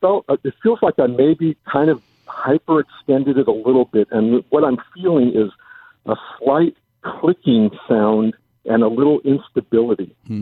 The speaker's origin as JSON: {"language": "English", "town": "Los Angeles", "region": "California", "country": "United States", "tie": "born or raised there", "said": "I was born in Los Angeles and lived in Southern California my whole life."}